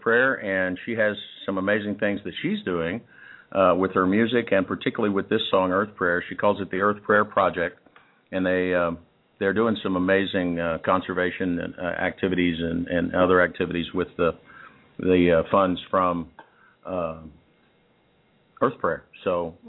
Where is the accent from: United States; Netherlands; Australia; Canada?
United States; Texas; also born or lived in Kansas; I was born in Kansas, but you know, after about three years old, I wasn't in Kansas anymore, and was mostly in Texas